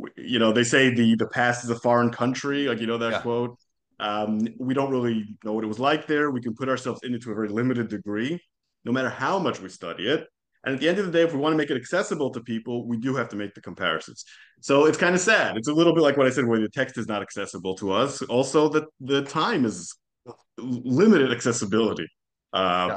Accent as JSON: {"language": "English", "town": "Jerusalem", "region": "Jerusalem District", "country": "Israel", "tie": "born or raised there", "also_born_or_lived": "Calgary, Canada", "first_language": "Hebrew", "second_language": "English", "moved": "as an adult", "lives_now": "Hollywood, United States", "said": "I grew up in Jerusalem, mm-hmm. born and raised"}